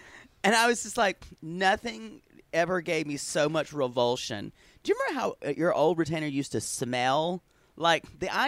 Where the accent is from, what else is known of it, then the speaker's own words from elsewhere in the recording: the South, United States; a little effeminate boy growing up in the South.